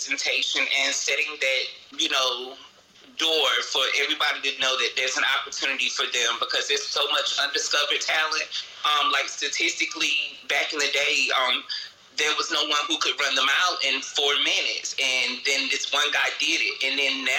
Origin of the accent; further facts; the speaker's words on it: the South, United States; moved away; also born or lived in New York; I'm from the South